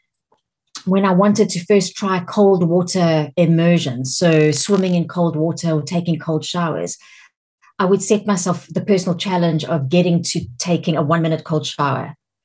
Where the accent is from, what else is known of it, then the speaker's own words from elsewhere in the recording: South Africa; accent: South African; moved away as an adult; also born or lived in Champagne, France; now in United Kingdom; I sound South African because I was born in South Africa and I lived in South Africa until I was 40, and now I live in the UK.